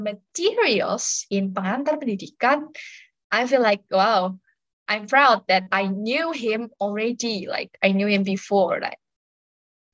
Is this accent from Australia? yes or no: no; Muntilan, Central Java, Indonesia; I am from Muntilan, the place where Romo Fadlid explore when he came to Java. So more or less since I was in kindergarten, because I always been in Muntilan